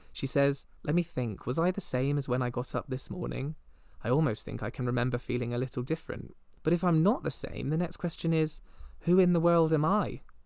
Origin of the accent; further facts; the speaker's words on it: Midsomer Norton, South West England, United Kingdom; my hometown, Midsummer Norton